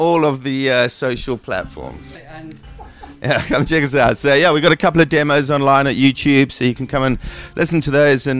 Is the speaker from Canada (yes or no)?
no; South Africa; also born or lived in England; now in St Ives, United Kingdom; I live in St Ives, but I'm actually born in England, raised in South Africa